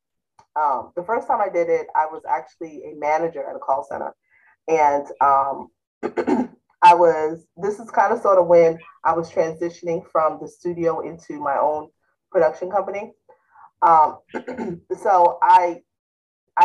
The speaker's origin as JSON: {"language": "English", "town": "South Fallsburg", "region": "New York", "country": "United States", "tie": "born or raised there", "said": "my hometown in upstate New York"}